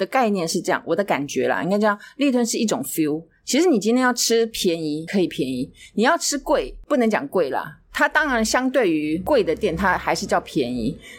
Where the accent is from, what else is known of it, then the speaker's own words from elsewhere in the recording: Taiwan; 所以我们就跟他说我们是台湾人。